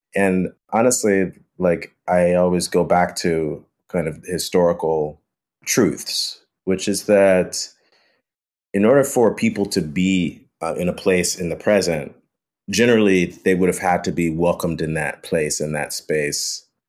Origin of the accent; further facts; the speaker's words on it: Chicago, Illinois, United States; growing up in Chicago